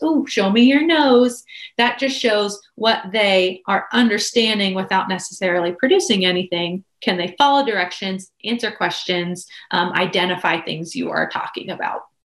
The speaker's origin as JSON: {"language": "English", "town": "Pittsburgh", "region": "Pennsylvania", "country": "United States", "moved": "as an adult", "lives_now": "Blacksburg, United States", "said": "I am originally from Pennsylvania, Pittsburgh area, but have relocated down here to go to school and then just stayed"}